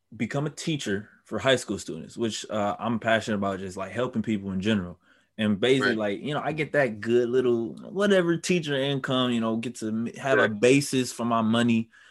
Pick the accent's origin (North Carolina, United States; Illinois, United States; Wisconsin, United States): Wisconsin, United States; Milwaukee; also born or lived in Brown Deer, Wisconsin; I'm from Milwaukee. I was born and raised there